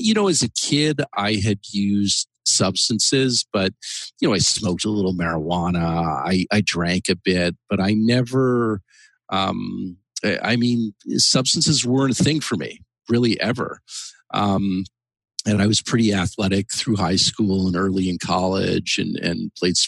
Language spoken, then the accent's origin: English; Canada; moved away as an adult; now in United States; I came to the United States. I'm actually originally from Canada in the mid 90s, and I came here